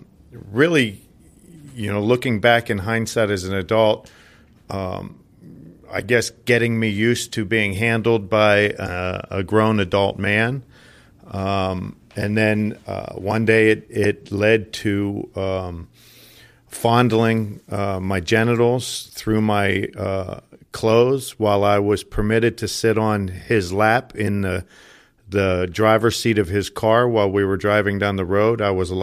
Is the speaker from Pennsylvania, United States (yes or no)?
yes; Johnstown, Pennsylvania, United States; I grew up in Johnstown, Pennsylvania, about an hour outside of Pittsburgh. I'm one of nine children to a very Irish Catholic blue-collar family.